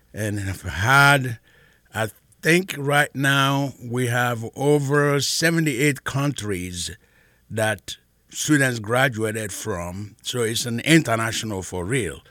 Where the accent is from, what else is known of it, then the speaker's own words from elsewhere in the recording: Nigeria; now in Mansfield; I am originally from Nigeria